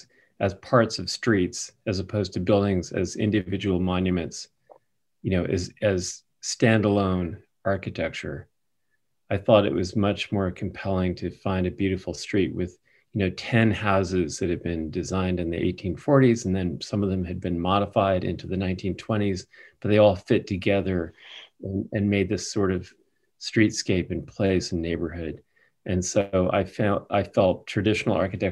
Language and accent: English; New York City, New York, United States; I grew up in New York City